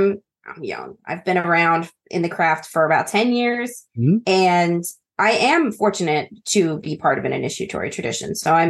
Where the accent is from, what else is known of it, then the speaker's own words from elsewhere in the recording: Pennsylvania, United States; moved away as an adult; now in Greece; Because I'm also from your region-ish. I'm from Amish country in Pennsylvania.